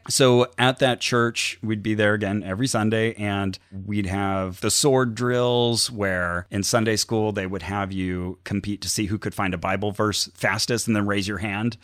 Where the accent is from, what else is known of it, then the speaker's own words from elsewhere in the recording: Santa Cruz, California, United States; now in Burbank, United States; I was raised in Santa Cruz.